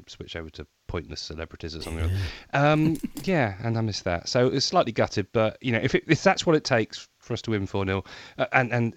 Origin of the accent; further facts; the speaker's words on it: Brighton, South East England, United Kingdom; here in my hometown of Brighton